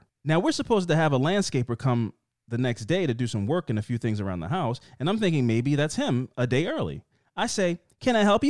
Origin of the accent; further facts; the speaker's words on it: Midwest, United States; But I'm from the Midwest, and we tend to be a little over polite.